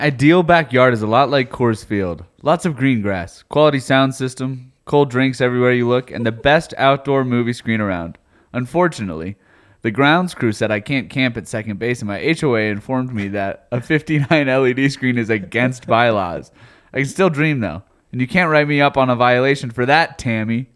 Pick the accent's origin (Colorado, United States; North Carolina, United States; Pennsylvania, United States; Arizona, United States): Colorado, United States; Denver; Denver is like my hometown